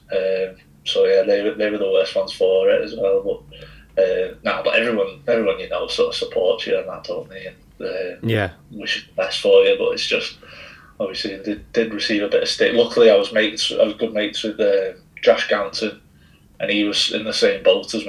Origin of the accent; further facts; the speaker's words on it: St Helens, North West England, United Kingdom; I had to be somewhere close to home because I'm from St. Helens